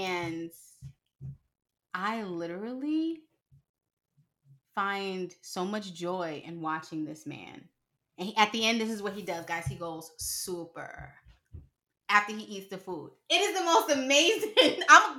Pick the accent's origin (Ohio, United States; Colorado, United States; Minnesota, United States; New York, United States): New York, United States; Harlem; I'm from Harlem all day, every day.